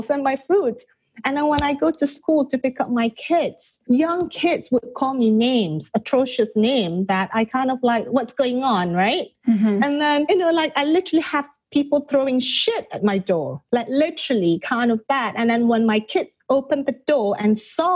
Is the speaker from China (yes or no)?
no; Malaysia; also born or lived in England / India; now in California, United States; I'm originally from Malaysia. So I moved from Malaysia to England